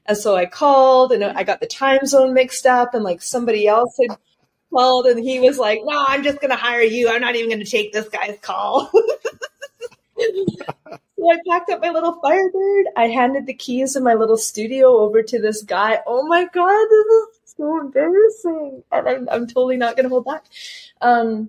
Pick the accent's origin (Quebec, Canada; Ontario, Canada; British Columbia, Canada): British Columbia, Canada; Campbell River; I went back up to Campbell River. I moved that business to my hometown